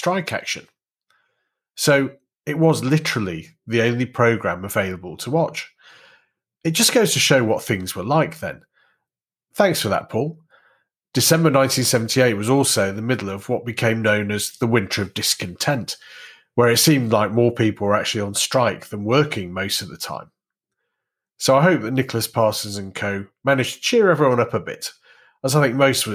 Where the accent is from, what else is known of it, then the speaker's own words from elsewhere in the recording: hometown of the Greenall Whitley brewery, North West England, United Kingdom; my hometown brewery, Green or Whitley